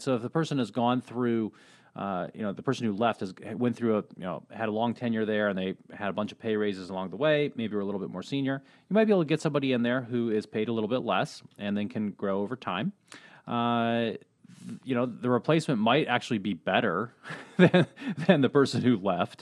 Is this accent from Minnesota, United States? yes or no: no; Colorado, United States; moved away; I was born in Colorado, little ski town there.